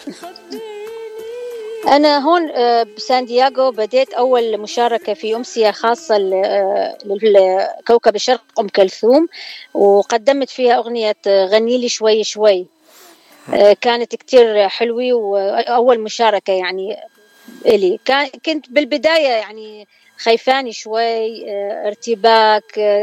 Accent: Baghdad, Baghdad Governorate, Iraq; moved away as an adult; now in San Diego, United States; أنا طبعا أكيد من العراق وإلي الشرف يعني وولادة بغداد

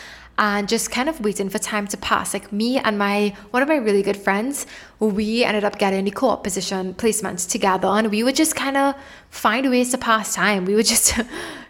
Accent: Trinidad & Tobago; moved away as an adult; also born or lived in Toronto, Canada; I'm from the islands. I'm originally from Trinidad and Tobago

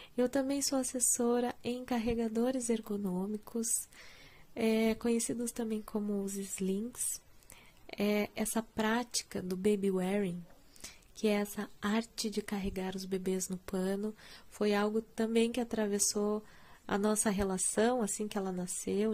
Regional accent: Curitiba, Paraná, Brazil; eu sou curitibana

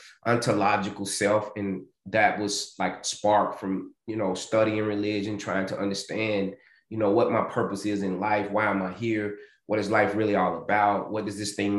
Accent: Nashville, Tennessee, United States; I'm originally from Nashville, Tennessee. And I, you know, I had some humble beginnings, grew up outside of Nashville with my mom

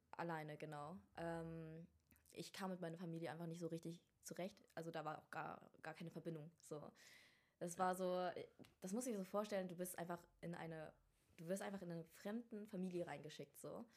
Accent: Rostock, Mecklenburg-Vorpommern, Germany; moved away; also born or lived in Vietnam / Hamburg; ich komme eigentlich ursprünglich aus Rostock

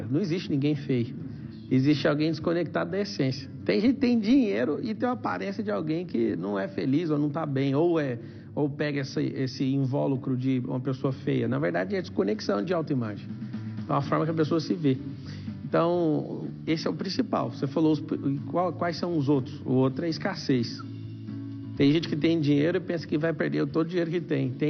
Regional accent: Goiás, Brazil; accent: Goiás; now in Alphaville, Brazil; É, lá de Goiás, o sotaque. Já tem dois anos que eu estou aqui em Alphaville, em São Paulo.

